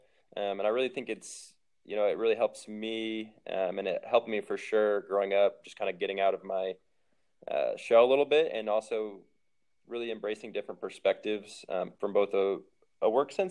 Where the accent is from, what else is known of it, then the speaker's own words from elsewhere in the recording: Missouri, United States; also born or lived in Ohio / Detroit; now in Phoenix, United States; who knew I was ever going to be in Phoenix growing up in the Midwest, but no complaints anymore.